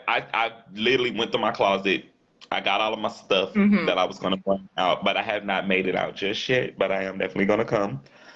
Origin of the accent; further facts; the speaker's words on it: Shreveport, Louisiana, United States; I'm a graduate from Southern University here in Shreveport, Louisiana.